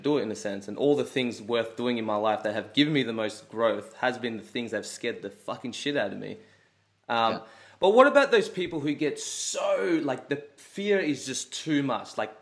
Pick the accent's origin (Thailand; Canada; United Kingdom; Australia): Australia; I'm from Australia